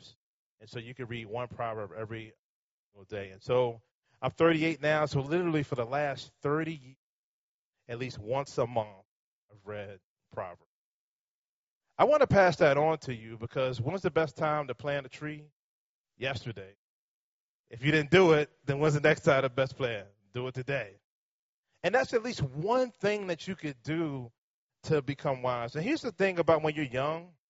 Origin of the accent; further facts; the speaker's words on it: Richmond, Virginia, United States; I live in Richmond, but I have been born and raised in Richmond.